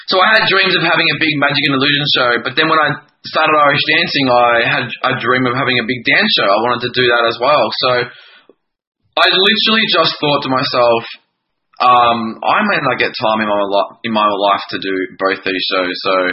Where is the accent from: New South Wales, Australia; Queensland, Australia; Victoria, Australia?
Victoria, Australia; country; also born or lived in Melbourne; I just my nana found classes in my hometown, and I'm I'm from country Victoria, uh, an hour an hour and a bit from Melbourne